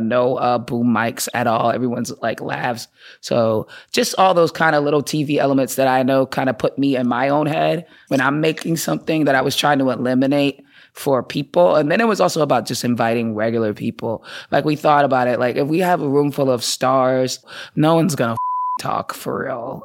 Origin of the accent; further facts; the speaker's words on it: Boston, Massachusetts, United States; also born or lived in Atlanta, Georgia; I grew up in Boston. I'm from Boston. Uh, lived there my whole life